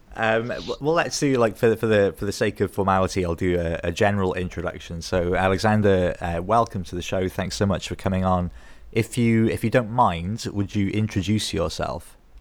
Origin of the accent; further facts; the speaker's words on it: Wales, United Kingdom; I'm from Wales